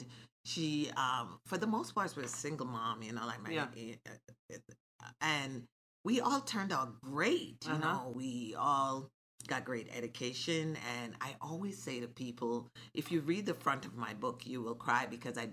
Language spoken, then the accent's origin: English; Jamaica; moved away; I grew up in Jamaica